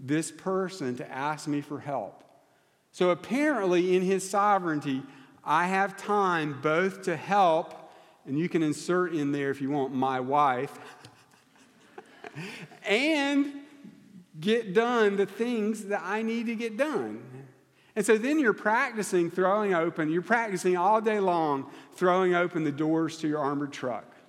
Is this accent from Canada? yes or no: no; United States; I'm American